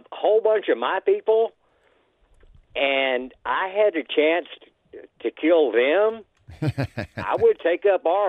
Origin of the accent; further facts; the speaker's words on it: Abilene, Texas, United States; now in Florida, United States; I was born in Abilene, Texas.